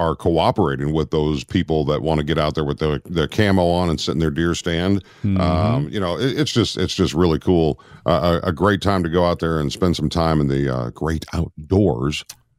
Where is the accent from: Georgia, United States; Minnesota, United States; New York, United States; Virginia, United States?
Minnesota, United States; moved away; I grew up in Minnesota in my younger years